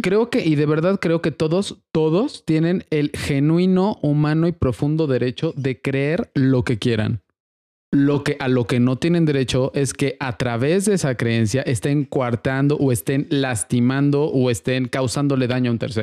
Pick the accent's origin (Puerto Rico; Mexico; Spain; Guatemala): Mexico; Atlixco, Puebla; yo crecí en Atlisco